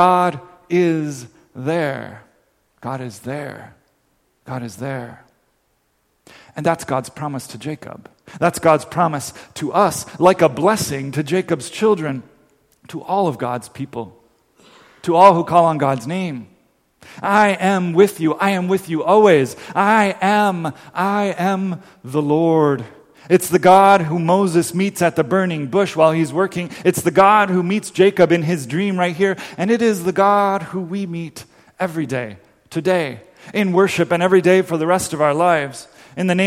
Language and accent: English; Dominican Republic; moved away; it's a song I grew up singing in the Dominican Republic